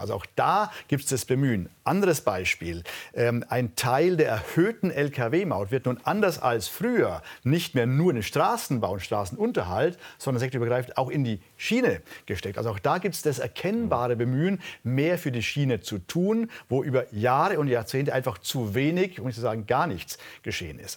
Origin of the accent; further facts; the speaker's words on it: Allgäu, Bavaria, Germany; Ich komme aus der Region, in der die Menschen sehr, sehr naturverbunden sind